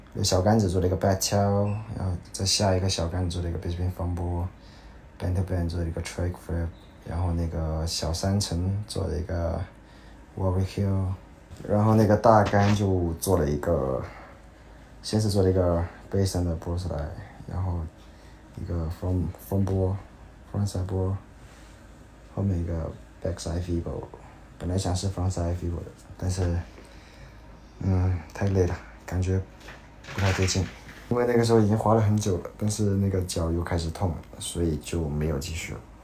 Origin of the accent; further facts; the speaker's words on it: China; 他们也会问你你是哪里的，然后。就跟他回答，然后他们说啊，Chinese，